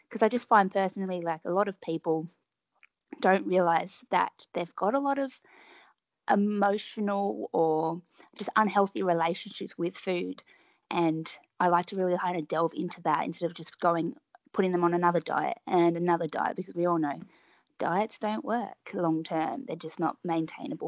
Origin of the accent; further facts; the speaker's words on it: Melbourne, Victoria, Australia; So I'm from Melbourne. In Australia